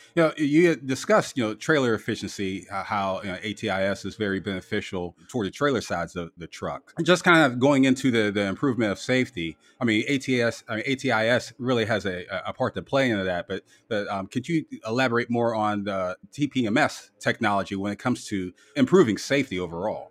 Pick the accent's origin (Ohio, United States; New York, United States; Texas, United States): Ohio, United States; Canton; based out of my hometown of Canton, Ohio.